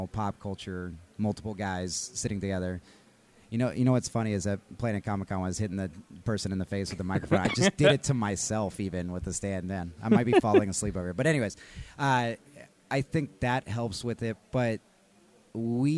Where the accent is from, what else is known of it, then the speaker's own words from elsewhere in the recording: Texas, United States; now in Colorado, United States; I'm from Texas